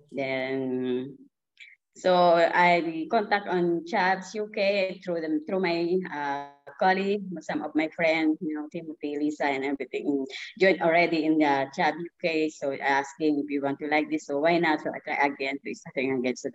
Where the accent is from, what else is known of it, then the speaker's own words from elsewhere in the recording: Philippines; now in London, United Kingdom; I'm here uh, in UK, London. I'm originally from Philippines so I work here as a carer